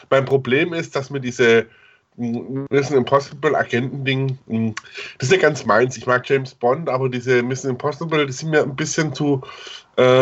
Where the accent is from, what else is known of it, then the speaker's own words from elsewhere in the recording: Southern Germany, Germany; ich komme aus Süddeutschland, wenn nicht jetzt aus Bayern, ich finde dieses diesen Lokalkolorit auch äh, ganz nett einfach.